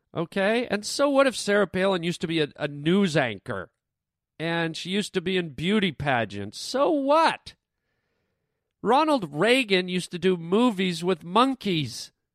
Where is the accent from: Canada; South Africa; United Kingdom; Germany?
Canada; now in United States; I'm Canadian